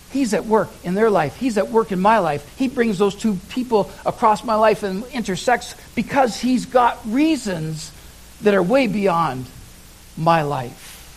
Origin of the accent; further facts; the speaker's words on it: Oshawa, Ontario, Canada; I lived in Oshawa, Ontario. Uh, that was my hometown. That was where I was born and raised.